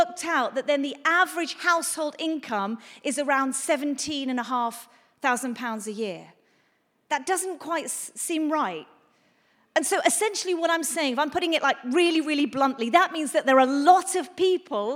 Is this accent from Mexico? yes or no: no; England, United Kingdom; we're English